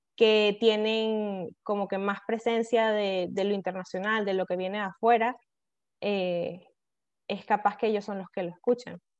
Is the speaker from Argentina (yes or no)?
no; Venezuela